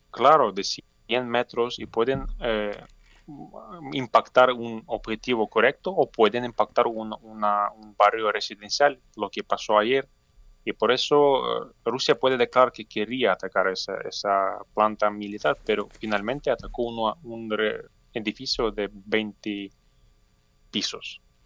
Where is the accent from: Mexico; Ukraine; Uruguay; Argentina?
Ukraine; Yo me acostumbré a ese horror, a esa pesadilla que está pasando en mi país